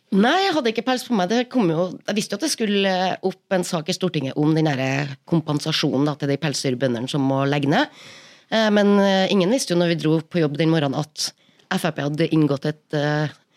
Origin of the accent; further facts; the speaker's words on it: Trøndelag, Norway; Trøndelag, der jeg kommer fra